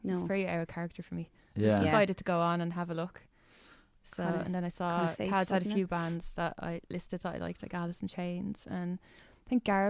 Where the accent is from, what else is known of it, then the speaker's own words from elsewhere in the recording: Dublin, Leinster, Ireland; I'm from Tala, but I've lived in city centre for like 15 years.